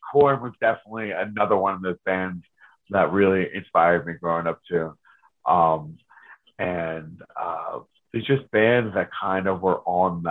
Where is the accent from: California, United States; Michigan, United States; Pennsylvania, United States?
Pennsylvania, United States; Reading; all the kids on the block that I grew up on in Reading, on Cotton Street, they all listened to their different things.